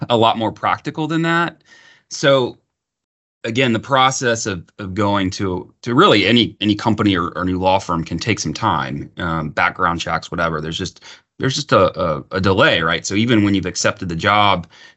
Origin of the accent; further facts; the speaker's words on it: Austin, Texas, United States; also born or lived in Houston, Texas; I grew up in Texas. I've always lived in Texas